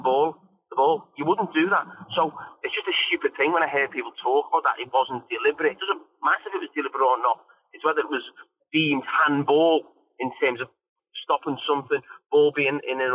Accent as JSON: {"language": "English", "region": "England", "country": "United Kingdom", "said": "as an Englishman"}